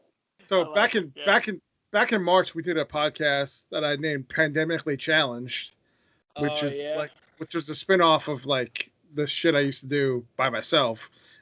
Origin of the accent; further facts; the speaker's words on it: Ireland; I mean, I love potatoes, but I'm also an Irishman, so I mean, it happens that way.